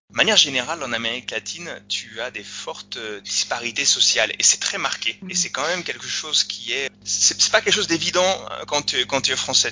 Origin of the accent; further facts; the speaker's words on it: France; moved away; also born or lived in Chile; en tant que français